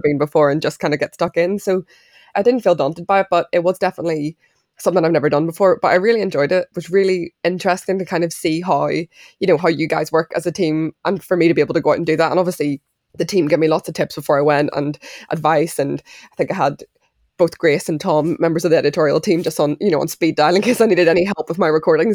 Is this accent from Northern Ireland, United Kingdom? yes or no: yes; Belfast, Northern Ireland, United Kingdom; I grew up in Belfast, but I'm half Irish, half Mauritian.